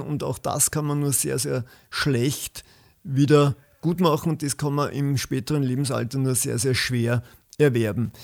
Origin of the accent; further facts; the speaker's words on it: Waldviertel, near Gmünd, Lower Austria, Austria; moved away as an adult; also born or lived in Vienna; Ich komme aus dem Waldviertel, genauer gesagt aus der Gegend von Gmünd